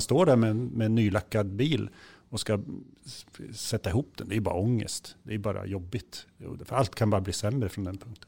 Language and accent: Swedish; Kisa, Östergötland, Sweden; hemma i Kisa